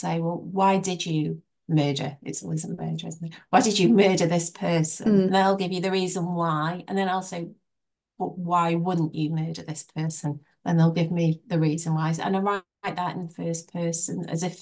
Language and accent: English; Biddulph, West Midlands, United Kingdom; also born or lived in Rode Heath; It's my hometown